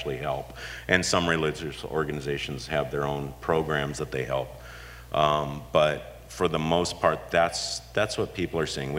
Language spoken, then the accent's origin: English; Huntington Beach, California, United States; also born or lived in San Diego; I've been here my whole life